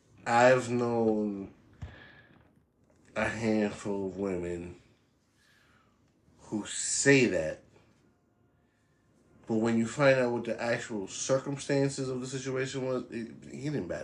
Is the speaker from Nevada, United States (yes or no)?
no; New York, United States; I grew up in New York